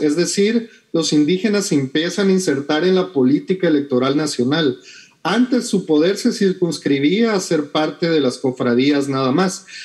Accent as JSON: {"language": "Spanish", "country": "Guatemala"}